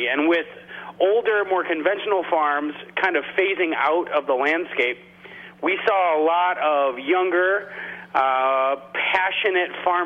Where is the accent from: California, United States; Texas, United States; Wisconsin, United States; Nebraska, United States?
Wisconsin, United States; La Farge; also born or lived in Madison, Wisconsin; grew up about 13 miles away from where our restaurant currently sits in the small town of Lafarge